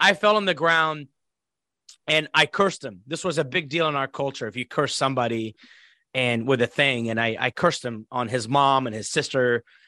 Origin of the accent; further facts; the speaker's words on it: Iraq; moved away as an adult; now in United States; growing up in Iraq